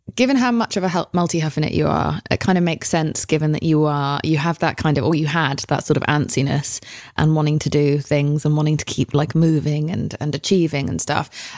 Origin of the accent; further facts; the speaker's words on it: England, United Kingdom; moved away as an adult; now in United States; as an English person coming here